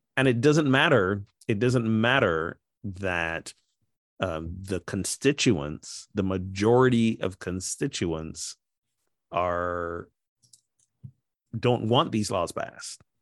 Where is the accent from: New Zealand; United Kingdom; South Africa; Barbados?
Barbados; my home country of Barbados